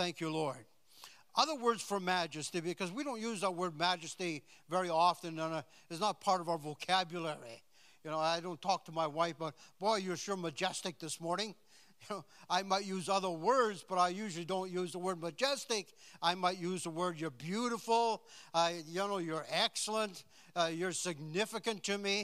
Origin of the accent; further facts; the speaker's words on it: Saskatchewan, Canada; I was born in Saskatchewan, so and we didn't travel very much when I was a kid. And I never left the province until I was, what, about 20?